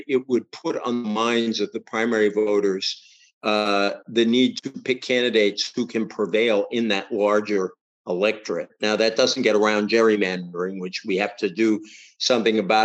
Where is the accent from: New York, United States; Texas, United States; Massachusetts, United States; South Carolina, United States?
Massachusetts, United States; the one I grew up with in Massachusetts